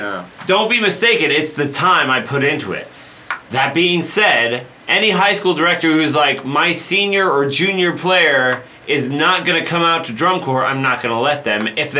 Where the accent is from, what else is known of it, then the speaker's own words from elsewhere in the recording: Colorado, United States; I'm from Colorado.